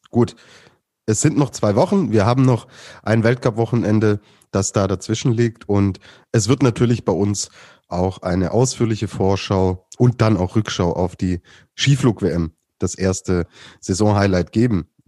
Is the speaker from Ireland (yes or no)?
no; Austria; Ich denke, als Österreicher sollte man ähm, nach so einer Skisprungwoche jetzt nicht mit der Nase so weit oben durch die Gegend.